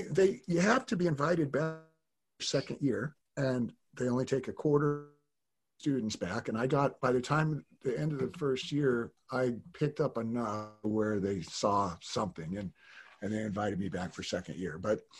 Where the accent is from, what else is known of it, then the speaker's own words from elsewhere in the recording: Tahoe, United States; born there; also born or lived in Reno; And I was working in this warehouse and up in Reno, where I was born in Tahoe. So my dad always lived in Reno or Tahoe.